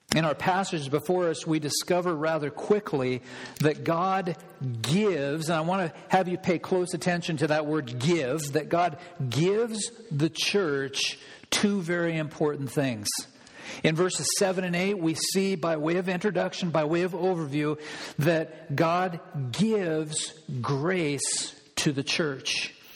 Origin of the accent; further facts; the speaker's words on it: Olympia, Washington, United States; now in Whatcom County, United States; I grew up in Olympia